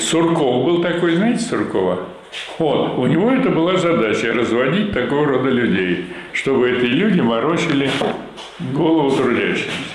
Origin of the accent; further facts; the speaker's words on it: Vyshny Volochyok, Tver Oblast, Russia; в моем родном городе, значит, было несколько фабрик комбинатов в Вышнем Волочке